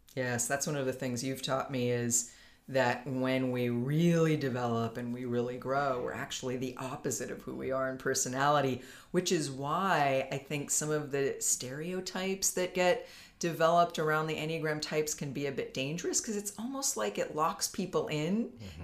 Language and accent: English; Palo Alto, California, United States; also born or lived in San Francisco; was born in Palo Alto. I live in California. I've lived in California most of my life